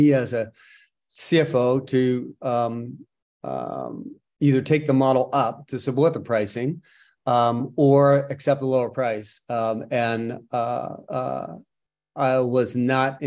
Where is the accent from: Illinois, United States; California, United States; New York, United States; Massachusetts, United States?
Massachusetts, United States; Boston; I was born and raised in Boston. Yeah, just outside of Boston, about 15, 20 miles north of Boston